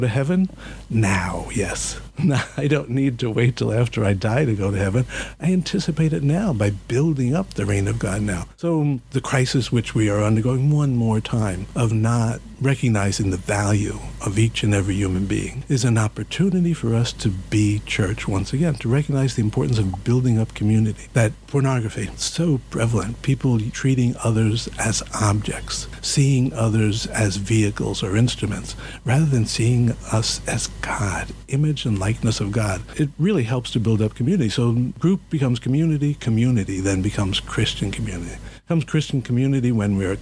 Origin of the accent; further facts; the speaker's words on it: New York City, New York, United States; I'm from the Bronx